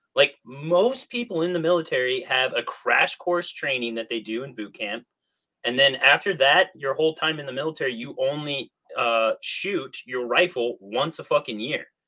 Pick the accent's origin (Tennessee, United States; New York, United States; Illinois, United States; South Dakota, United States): Illinois, United States; Southern; I grew up in Southern Illinois in this small ass town